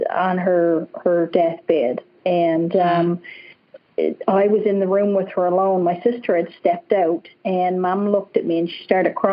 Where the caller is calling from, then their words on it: British Columbia, Canada; yes, yeah, I'm in British Columbia